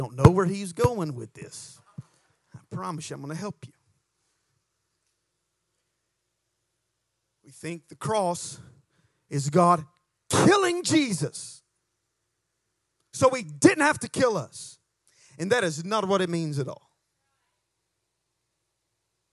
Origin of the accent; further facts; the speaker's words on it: United States; accent: hillbilly; my hillbilly accent